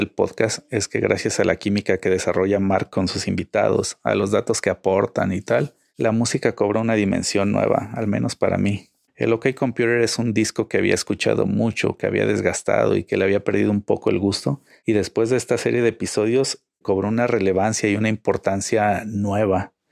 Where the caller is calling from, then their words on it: Guadalajara, Jalisco, Mexico; de Guadalajara, México